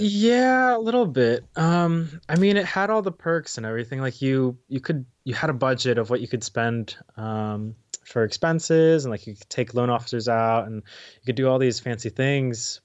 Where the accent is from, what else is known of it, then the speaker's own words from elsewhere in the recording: Dallas, Texas, United States; moved away as an adult; also born or lived in Arkansas; born and raised in Dallas, um, and then high school is also in Dallas.